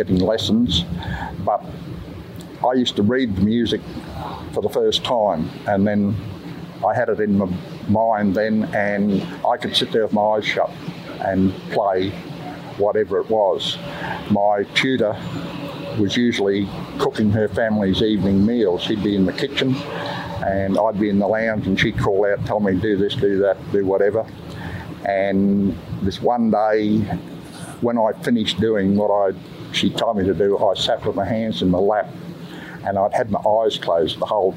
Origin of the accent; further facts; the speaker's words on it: Mackay, Queensland, Australia; now in Bundaberg, Australia; I'm originally from Mackay.